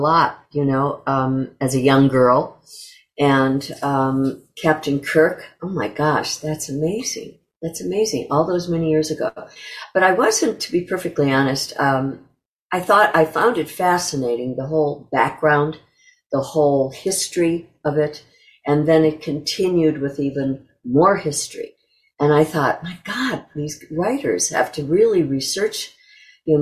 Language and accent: English; Kenosha, Wisconsin, United States; moved away; also born or lived in New York; I was born and raised in Kenosha, Wisconsin